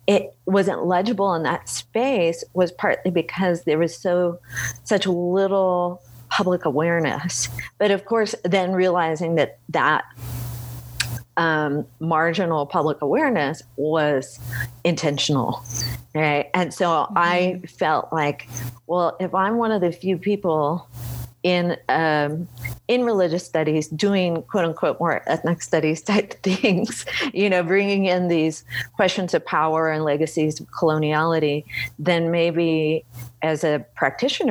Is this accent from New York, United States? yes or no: no; Bay Area, California, United States; now in Boulder, United States; I grew up in the Bay Area